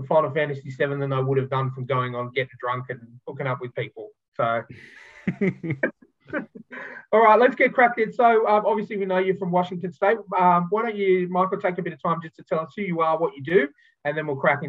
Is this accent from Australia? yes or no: yes; Sydney, New South Wales, Australia; I'm born and bred in Sydney